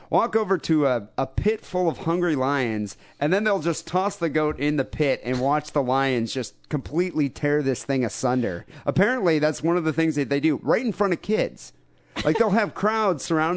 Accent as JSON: {"language": "English", "country": "United States", "said": "an American"}